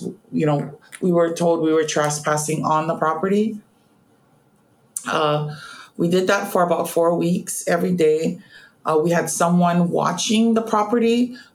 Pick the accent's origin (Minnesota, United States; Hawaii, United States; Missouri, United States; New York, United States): Hawaii, United States; Honolulu; I was born and raised on Oahu, particularly in the Honolulu area.